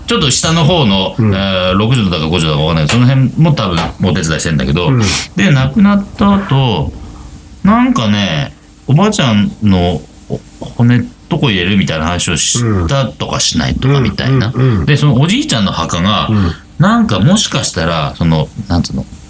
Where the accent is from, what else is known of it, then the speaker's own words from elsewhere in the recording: Aomori, Japan; moved away; also born or lived in Akita / Nerima, Tokyo; 青森はさ、まあ育った町です、生まれは僕秋田です